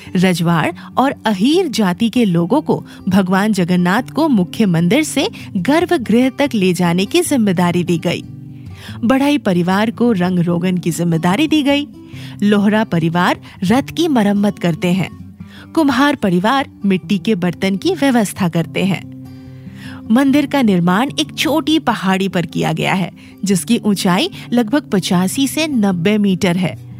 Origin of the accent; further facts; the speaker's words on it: Ranchi, Jharkhand, India; हमारे शहर रांची